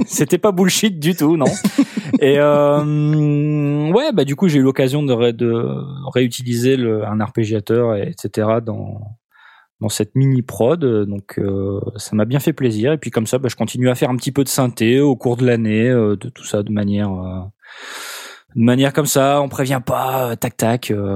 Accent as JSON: {"language": "French", "area": "Nord-Pas-de-Calais", "region": "Hauts-de-France", "country": "France"}